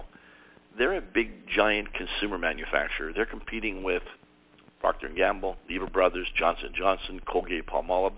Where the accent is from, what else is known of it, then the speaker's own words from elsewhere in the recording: Toronto, Ontario, Canada; I'm originally from Toronto, Canada